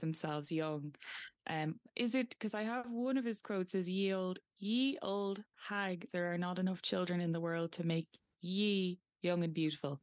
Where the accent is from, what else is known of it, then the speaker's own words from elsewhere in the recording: County Meath, Ireland; I'm from Meath